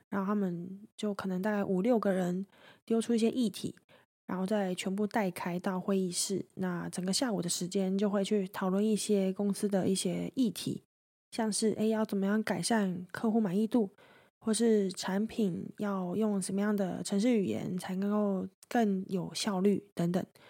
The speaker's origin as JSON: {"language": "Chinese", "country": "Taiwan", "said": "我来自台湾"}